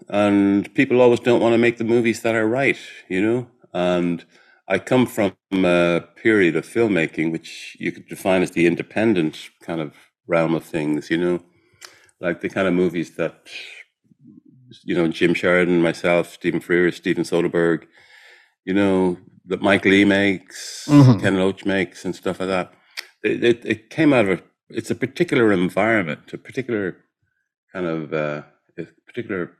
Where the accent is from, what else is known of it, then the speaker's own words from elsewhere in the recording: Ireland; I'm Irish